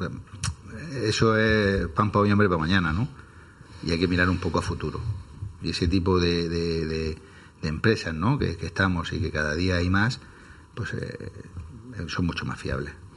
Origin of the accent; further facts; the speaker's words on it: Archena, Region of Murcia, Spain; now in Murcia, Spain; Nosotros somos de la Algaida, que es una pedanía de Archena